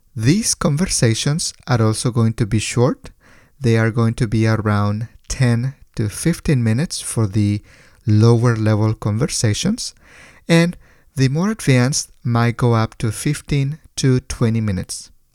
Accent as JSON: {"language": "English", "country": "Mexico", "tie": "born or raised there", "moved": "as an adult", "lives_now": "California, United States", "said": "born in Mexico, but I moved to California after finishing high school many, many years ago."}